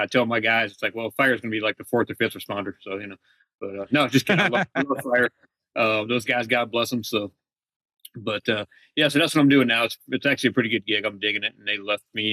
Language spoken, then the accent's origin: English; New England, United States; also born or lived in Phoenix, Arizona; now in California, United States; Originally from New England, but I moved here from Phoenix two and a half years ago